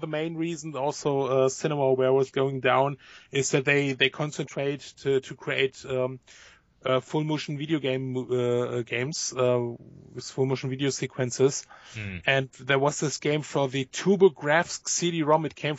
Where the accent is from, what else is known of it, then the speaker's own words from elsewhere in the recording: Germany; born there; Yes, because I was born in Germany, but working for them.